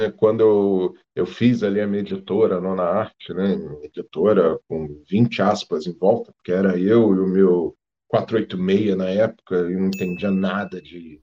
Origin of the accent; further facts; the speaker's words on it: Rio de Janeiro, Brazil; moved away as an adult; also born or lived in Petrópolis; eu sou, sou carioca, né? Morei lá no Rio, mesmo capital, até os 28 anos.